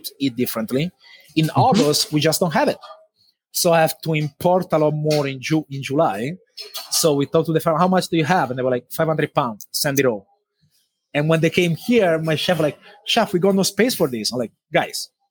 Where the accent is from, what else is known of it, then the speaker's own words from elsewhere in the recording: Italy; moved away; I grew up back home in Italy with chickens as well with my dad